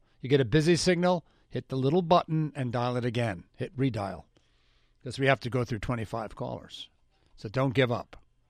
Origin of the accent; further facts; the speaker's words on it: New York, United States; moved away; That's how I grew up in New York.